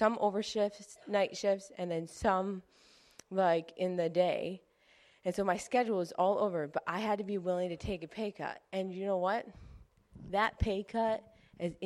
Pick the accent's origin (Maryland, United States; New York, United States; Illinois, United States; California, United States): New York, United States; Clarence; I grew up in Clarence